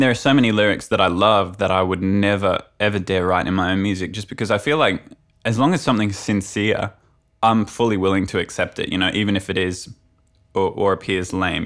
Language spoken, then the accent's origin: English; Brisbane, Queensland, Australia; I come from Brisbane, which is the capital of Queensland